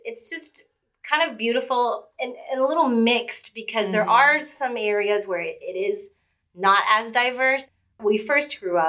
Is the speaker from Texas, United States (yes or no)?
yes; Houston, Texas, United States; I am from Houston, Texas. I am from immigrant parents